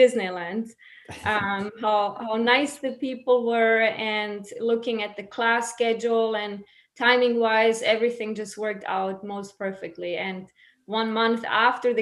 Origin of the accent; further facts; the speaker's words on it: Munich, Bavaria, Germany; moved away as an adult; also born or lived in Croatia; now in United States; I was born and raised in Munich, Germany. My parents are from Croatia